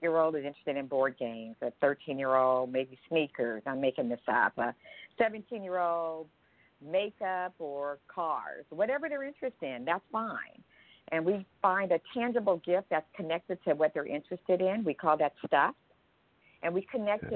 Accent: Berkeley, California, United States; moved away; I grew up in Berkeley, California, with a mom and dad and siblings in a modest household.

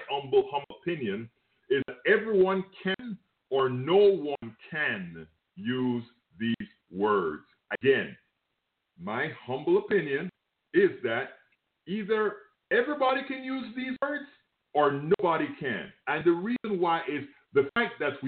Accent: Panama; now in United States; Look, I am from Panama. Yes, I'm not from the United States of America.

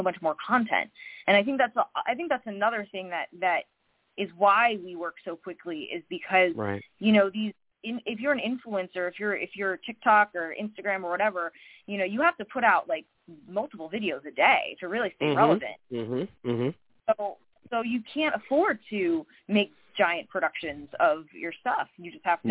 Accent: Kissimmee, Florida, United States; moved away as an adult; also born or lived in New York City; I grew up in Kissimmee

